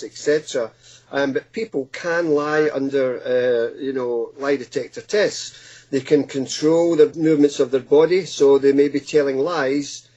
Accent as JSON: {"language": "English", "region": "Scotland", "country": "United Kingdom", "tie": "born or raised there", "moved": "as an adult", "lives_now": "Hastings, United Kingdom", "said": "as a small boy growing up in Scotland"}